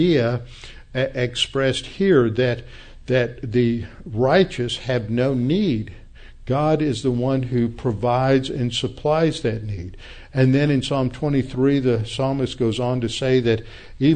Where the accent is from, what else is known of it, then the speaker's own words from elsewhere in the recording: the South, United States; I'm a Southerner.